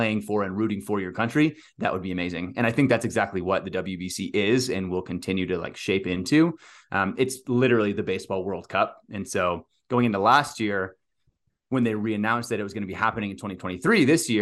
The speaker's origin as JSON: {"language": "English", "region": "Texas", "country": "United States", "tie": "born or raised there", "said": "growing up in Texas in high school baseball"}